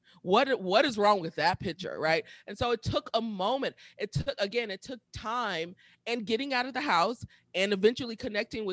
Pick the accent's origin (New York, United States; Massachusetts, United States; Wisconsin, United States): Wisconsin, United States; Milwaukee; moved away as an adult; also born or lived in Atlanta / Washington, D.C.; going back to Milwaukee. That's where I'm from, in Milwaukee